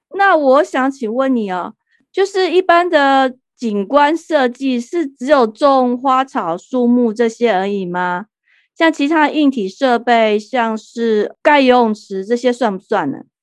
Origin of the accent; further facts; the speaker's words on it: Taipei, Taiwan; now in United States; 像我这种在钢筋丛林、台北市长大的人